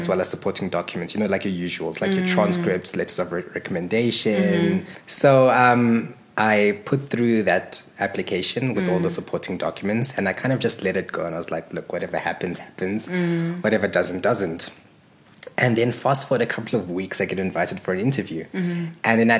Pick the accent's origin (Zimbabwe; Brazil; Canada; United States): Zimbabwe; moved away; also born or lived in Johannesburg, South Africa; So I am originally from Zimbabwe. I was born there. Mm-hmm. And my family relocated to Johannesburg in 1993.